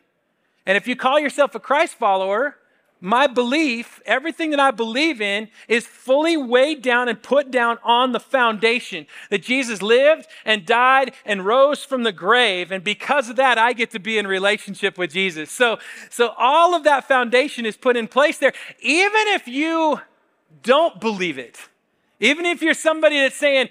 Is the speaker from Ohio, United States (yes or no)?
no; Spokane, Washington, United States; I grew up in Spokane.